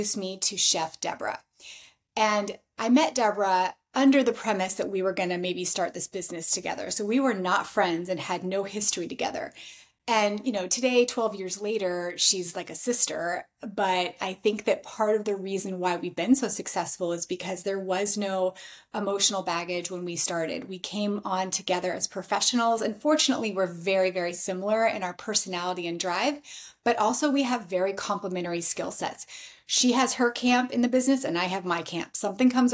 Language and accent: English; Alaska, United States; moved away; also born or lived in New York City; I am from Alaska originally.